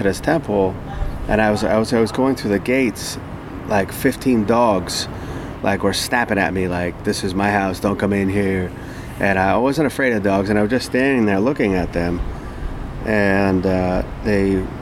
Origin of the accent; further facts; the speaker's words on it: United States; I was from America